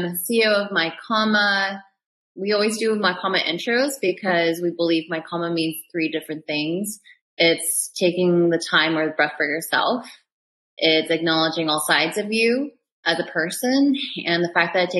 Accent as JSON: {"language": "English", "town": "Seattle", "region": "Washington", "country": "United States", "tie": "born or raised there", "also_born_or_lived": "Chicago / London", "moved": "as an adult", "lives_now": "Los Angeles, United States", "said": "I came from the Seattle area, small little white suburb, grew up there for 18 years, left for Northwestern in Chicago"}